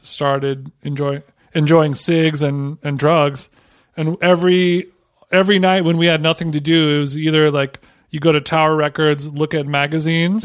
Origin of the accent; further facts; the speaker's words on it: Huntington Beach, California, United States; H B Huntington Beach, my hometown in Orange County